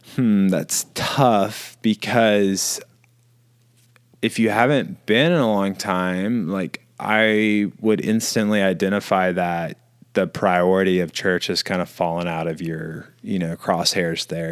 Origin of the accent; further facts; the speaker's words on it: Bible Belt, the South, United States; where we're from, growing up in the Bible Belt